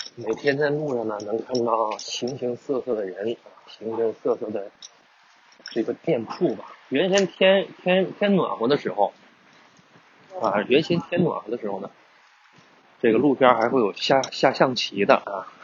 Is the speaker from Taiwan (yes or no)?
no; northern China, China; moved away as an adult; now in Guangdong, China; 本身我也是北方人